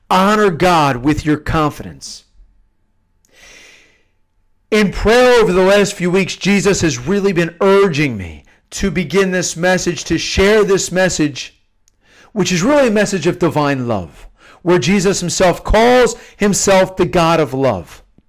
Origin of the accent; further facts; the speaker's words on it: Pennsylvania, United States; I wrote a novel about high school seniors growing up in the Philadelphia suburbs where I grew up and their experiences.